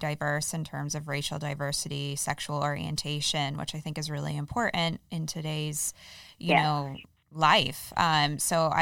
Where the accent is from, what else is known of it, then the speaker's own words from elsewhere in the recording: East Coast, United States; now in Fresno, United States; growing up on the East Coast, we have diners everywhere